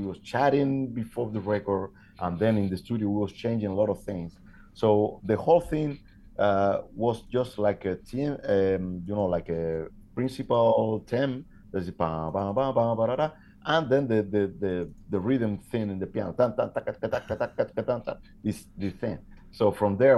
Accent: Havana, Cuba; moved away as an adult; now in Toulouse, France; I'm from Havana

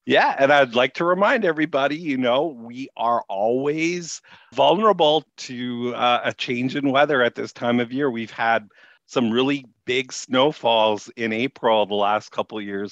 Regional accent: Winnipeg, Manitoba, Canada; moved away as an adult; I grew up in Winnipeg.

